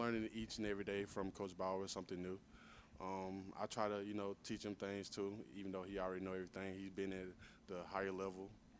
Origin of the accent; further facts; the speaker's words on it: Forsyth, Georgia, United States; moved away as an adult; also born or lived in Missouri; I'm from Forsyth, Georgia, small country town, directly in the middle of Georgia.